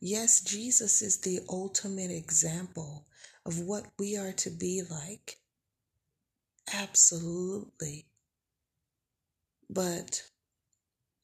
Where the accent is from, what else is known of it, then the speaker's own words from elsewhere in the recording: Tulsa, Oklahoma, United States; I'm from Tulsa, Oklahoma